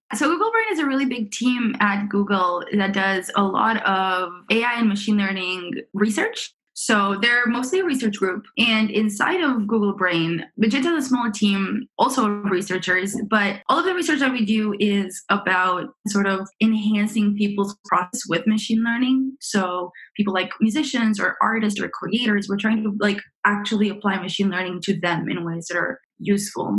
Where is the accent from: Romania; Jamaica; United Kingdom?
Romania; also born or lived in Montreal, Canada; now in San Francisco, United States; I am from originally from Romania, so I grew up in Romania, and then I moved with my parents to Canada